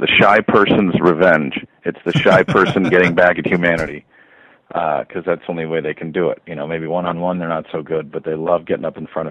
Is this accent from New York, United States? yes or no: no; Orange County, California, United States; I grew up in Orange County, California